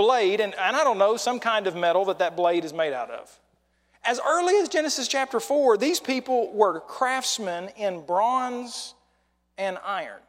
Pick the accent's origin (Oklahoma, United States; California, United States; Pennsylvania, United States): Oklahoma, United States; moved away; I'm from Oklahoma and we just were a decade or so behind